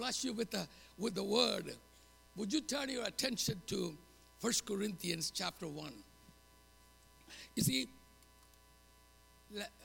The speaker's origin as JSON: {"language": "English", "country": "India", "moved": "as an adult", "lives_now": "United States", "said": "I'm going back to India"}